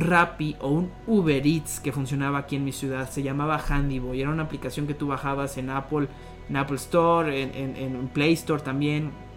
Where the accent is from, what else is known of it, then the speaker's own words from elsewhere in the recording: Irapuato, Guanajuato, Mexico; also born or lived in Monterrey; Soy de Irapuato, Guanajuato, una ciudad céntrica aquí en el, país México, la República